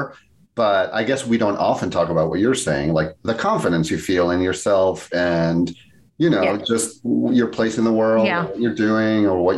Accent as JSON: {"language": "English", "country": "Spain", "tie": "born or raised there", "moved": "yes", "said": "where I grew up in Spain"}